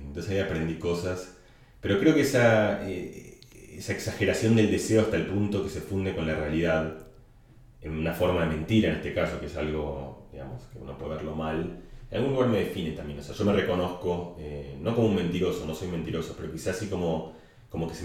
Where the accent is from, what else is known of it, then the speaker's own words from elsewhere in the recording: Argentina; accent: Catalan; yo con mi acento eh, catalán, porque tenía un acento catalán, le empecé a gritar a, los, no ni siquiera a Maradona, sino a los monos de seguridad de Maradona, Diego, soy argentino, Diego, soy argentino